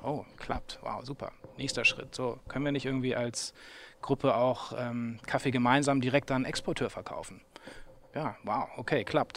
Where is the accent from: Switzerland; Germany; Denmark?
Germany; Hamburg; moved away as an adult; also born or lived in England / Vietnam; ich bin halt dann schon in Hamburg geboren